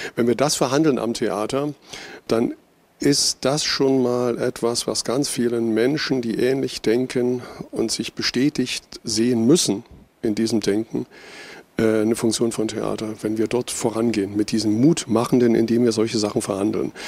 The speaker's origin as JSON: {"language": "German", "region": "eastern Germany", "country": "Germany", "said": "Wir haben euch aber eine Wende voraus"}